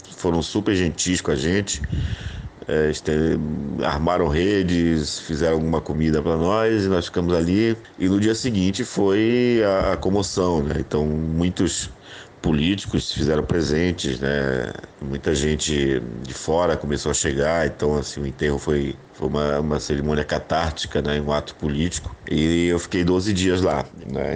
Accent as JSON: {"language": "Portuguese", "town": "Belém", "region": "Pará", "country": "Brazil", "also_born_or_lived": "Rondônia", "said": "Depois mudei para Belém, que eu sou de Belém"}